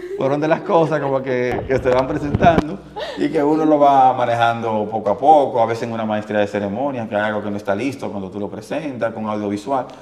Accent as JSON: {"language": "Spanish", "town": "Santiago de los Caballeros", "region": "Santiago", "country": "Dominican Republic", "tie": "born or raised there", "said": "Prácticamente nací en la ensanche Román, viví un tiempo en Gurabo, me, me crié en Los Reyes, en el sector Los Reyes"}